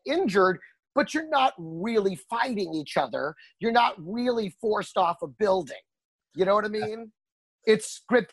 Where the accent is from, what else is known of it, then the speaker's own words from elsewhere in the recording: Greenville, Texas, United States; When I was a kid, growing up in Texas, I lived in a small town outside of Dallas called Greenville, Texas